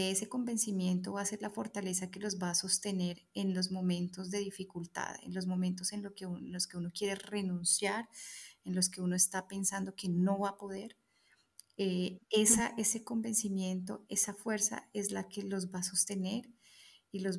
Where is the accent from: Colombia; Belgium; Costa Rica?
Colombia; moved away as an adult; nos vinimos desde Colombia con la idea clara de quedarnos. Y estamos en el camino migratorio en este momento.